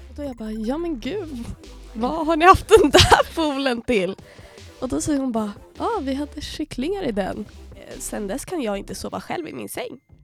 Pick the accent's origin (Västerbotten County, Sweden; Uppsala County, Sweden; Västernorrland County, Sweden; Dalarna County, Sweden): Uppsala County, Sweden; Uppsala; moved away as an adult; now in Umeå, Sweden; jag kommer från Uppsala, är 21